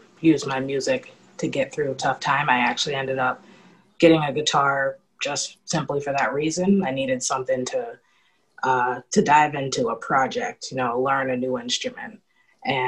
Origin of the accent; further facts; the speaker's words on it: Worcester, Massachusetts, United States; moved away as an adult; now in Providence, United States; I grew up in Worcester, Massachusetts.